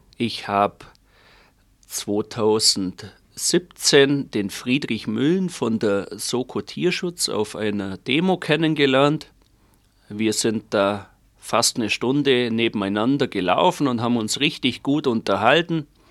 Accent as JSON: {"language": "German", "country": "Germany", "said": "bei uns in Deutschland"}